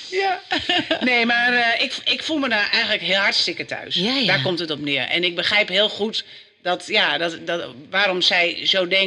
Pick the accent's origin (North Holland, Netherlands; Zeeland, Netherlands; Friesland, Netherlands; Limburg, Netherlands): Friesland, Netherlands; Drachten; maar ik ben geboren en getogen in Drachten. Ja. ja, En, en eh, mijn ouders waren Amsterdammers, dus ik heb nooit, zeg maar, ben niet Friestalig opgevoed.